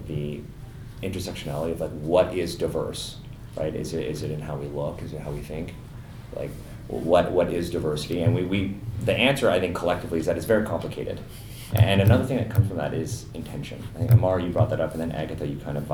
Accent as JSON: {"language": "English", "town": "Toronto", "region": "Ontario", "country": "Canada", "tie": "born or raised there", "said": "I grew up in the West End around High Park"}